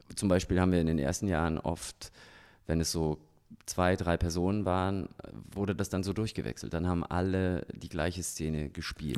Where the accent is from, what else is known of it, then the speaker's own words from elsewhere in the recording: Germany; also born or lived in Salzburg, Austria; now in Ingolstadt, Germany; ich bin ja auch in der DDR groß geworden